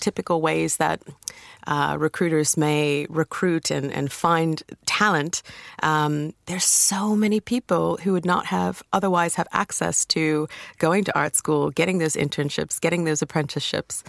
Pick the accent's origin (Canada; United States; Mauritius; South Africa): United States; accent: American; moved away as an adult; now in United Kingdom; you can tell by my accent. I'm from America